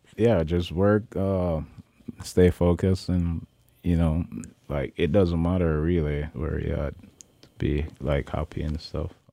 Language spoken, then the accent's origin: English; Kingston, Jamaica; moved away as an adult; also born or lived in Saint Elizabeth, Jamaica; now in Sitka, United States; I'm from Jamaica. I was born in Saint Elizabeth, uh, moved to Kingston, uh, at a tender age